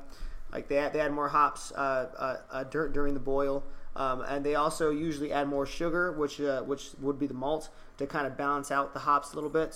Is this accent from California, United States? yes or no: yes; Bakersfield, California, United States; I am from Bakersfield, California